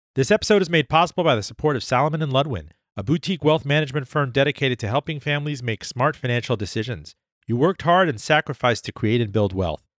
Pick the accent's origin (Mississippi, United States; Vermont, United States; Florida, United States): Florida, United States; Miami; Miami, my hometown